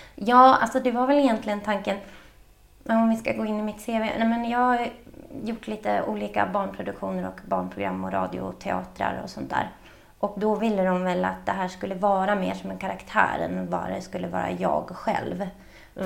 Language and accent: Swedish; Storvreta, Uppsala County, Sweden; jag växte upp i Storvreta som ligger utanför Uppsala